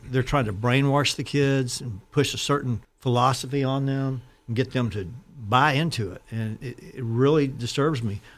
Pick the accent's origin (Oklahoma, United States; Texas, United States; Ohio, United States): Texas, United States; Austin; I'm from Austin, Texas